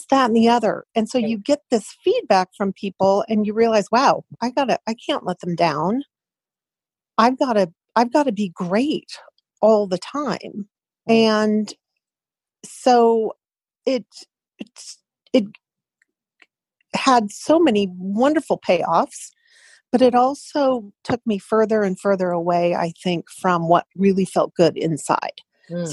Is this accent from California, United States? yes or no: yes; California, United States; I was born and raised in California